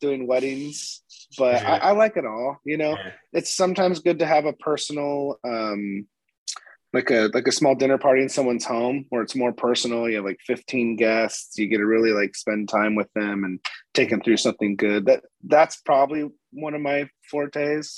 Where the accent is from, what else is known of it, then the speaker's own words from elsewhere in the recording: Sandpoint, Idaho, United States; moved away as an adult; now in Florida, United States; I'm from North Idaho, Sandpoint, Idaho